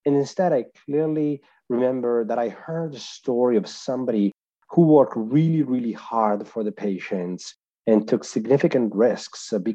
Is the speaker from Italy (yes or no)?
yes; Italy; accent: Italian; I was born and raised in Italy, so that's where my accent is from as well